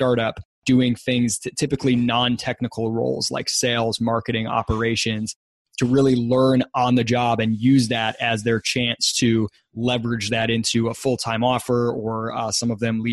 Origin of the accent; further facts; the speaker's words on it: West Michigan, United States; I grew up in Michigan, West Michigan, about halfway between Detroit and Chicago.